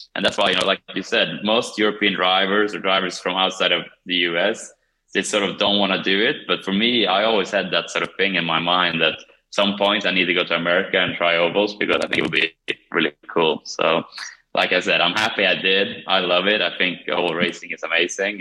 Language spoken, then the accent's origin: English; Kumla, Örebro County, Sweden; moved away; my hometown, Kumla